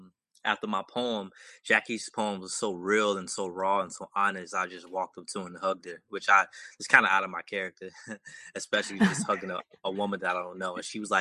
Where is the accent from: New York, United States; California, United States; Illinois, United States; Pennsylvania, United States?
Illinois, United States; Chicago; now in Atlanta, United States; Well, I'm from Chicago originally.